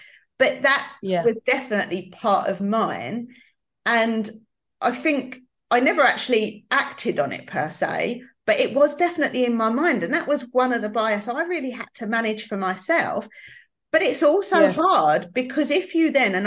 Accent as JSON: {"language": "English", "region": "London", "country": "United Kingdom", "accent": "East London", "said": "my East London accent"}